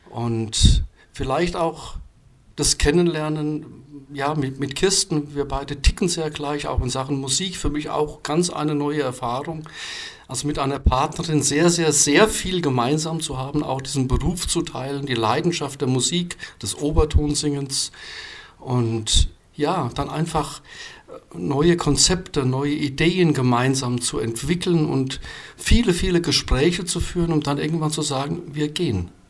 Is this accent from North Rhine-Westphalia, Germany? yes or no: no; Rhineland-Palatinate, Germany; Ich habe viele, viele meiner Instrumente in meiner alten Heimat im Westerwald zwischengelagert.